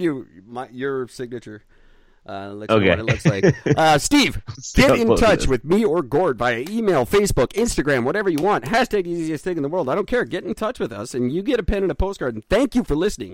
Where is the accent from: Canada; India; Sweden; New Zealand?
Canada; I'm Canadian